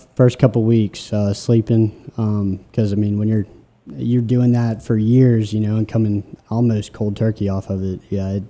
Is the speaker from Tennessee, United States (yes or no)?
yes; Memphis, Tennessee, United States; Well, I'm from the greater Memphis area. Yeah, I grew up and went to Briarcrest around Memphis. Collierville, Germantown is kind of the outskirts where I grew up.